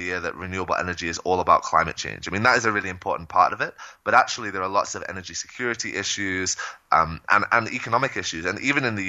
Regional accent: Shropshire, West Midlands, United Kingdom; moved away as an adult; also born or lived in North Carolina / Bay Area; now in Colombia; So I grew up in Shropshire, which is a rural county on the Welsh border about an hour south of Manchester. I grew up on a farm there and actually moved to the U.S. for college

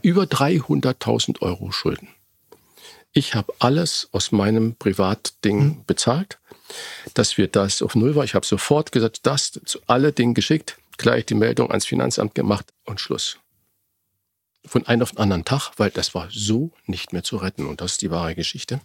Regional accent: Germany; wir Deutschen

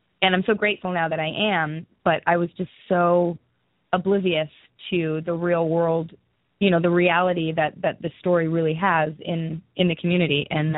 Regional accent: Newmarket, Ontario, Canada; I'm from a small town, like an hour north of Toronto. It's called Newmarket.

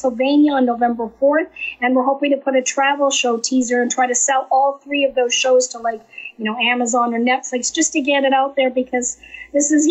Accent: Canada; moved away; I'm actually originally from Canada

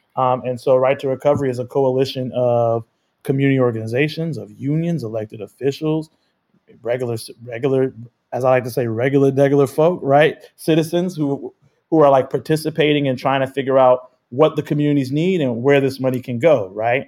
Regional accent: Chicago, Illinois, United States; I grew up in Chicago

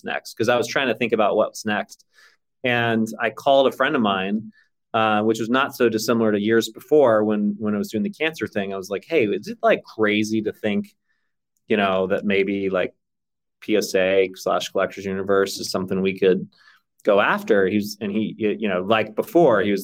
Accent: Texas, United States; I grew up in Texas largely

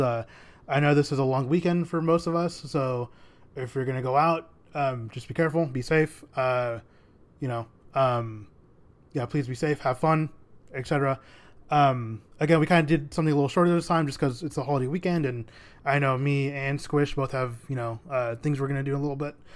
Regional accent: United States; being American, but also having a Mexican heritage

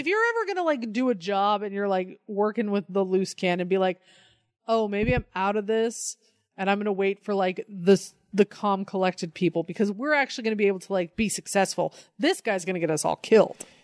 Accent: Colorado, United States; moved away; I grew up in Colorado.

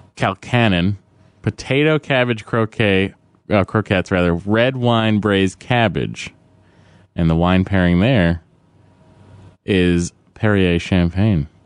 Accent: Lowell, Massachusetts, United States; I'm from Lowell

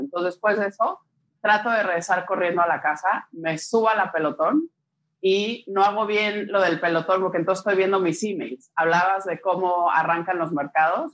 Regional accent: Mexico; moved away; Tengo papá italiano, crecí en México, me casé con un belga, he vivido en diferentes países

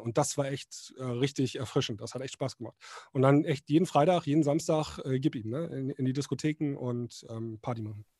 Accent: Northern Germany, Germany; bei uns im Norden

